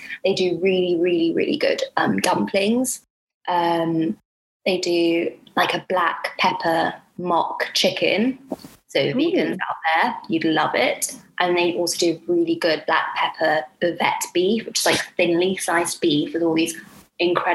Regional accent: Kenya; now in London, United Kingdom; I'm Kenyan, so we have these young coconuts in Kenya that we drink

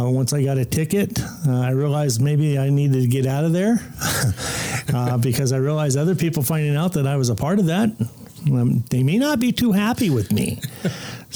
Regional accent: Compton, California, United States; I grew up in Compton, California

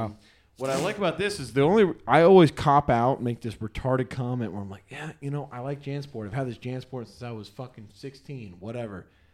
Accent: Texas, United States; I want to express that I'm from Texas and I got.

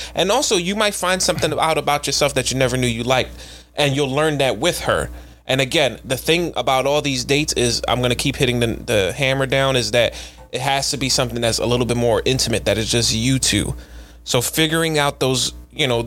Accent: Philadelphia, Pennsylvania, United States; we're from Philly.

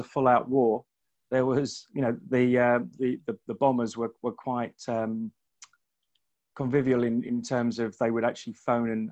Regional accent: London, United Kingdom; I was born in the late 60s and grew up in a little place called South London, south of London

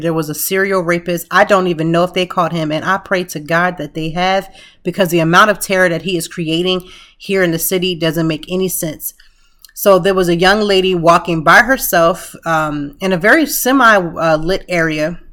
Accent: Lancaster, Pennsylvania, United States; now in Philadelphia, United States; I'm from Lancaster, a small city

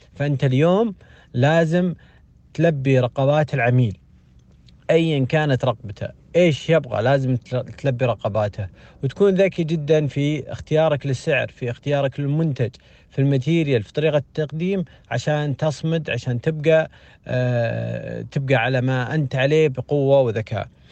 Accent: Saudi Arabia; عندنا في السعودية

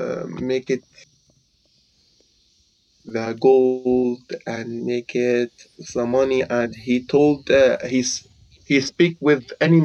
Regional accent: Syria; English is a second language

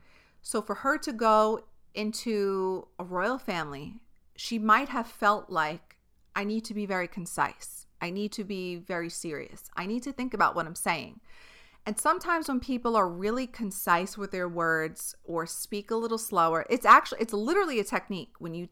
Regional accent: New York, United States; But when you're from a certain place, like if we, as a New Yorker, when I go to a different place, when I go to the Midwest or when I go to California, when I go to a different country, the way I speak is always intimidating to other people.

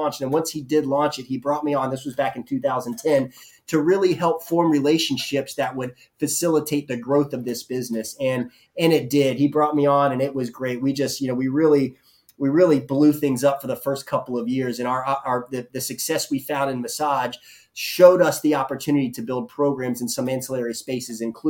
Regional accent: Jacksonville, Florida, United States; also born or lived in Pensacola / Boston / Atlanta; I grew up and was born and raised in Jacksonville

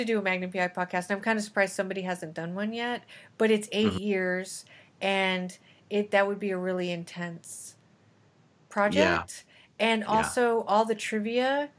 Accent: New Mexico, United States; I am from New Mexico. Can't you tell?

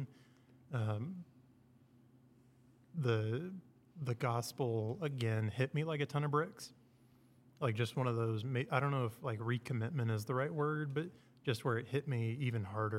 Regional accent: Dallas, Texas, United States; moved away as an adult; also born or lived in Millington, Tennessee; now in Tennessee, United States; I'm from Dallas, Texas

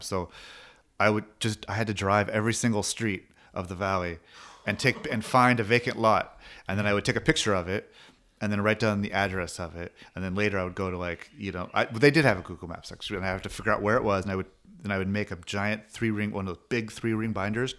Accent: Long Beach, California, United States; growing up in Long Beach

